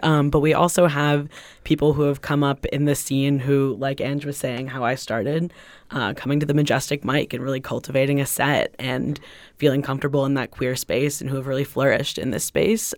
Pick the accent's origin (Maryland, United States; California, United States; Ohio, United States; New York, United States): California, United States; Los Angeles; now in Greenfield, United States; I'm originally from Los Angeles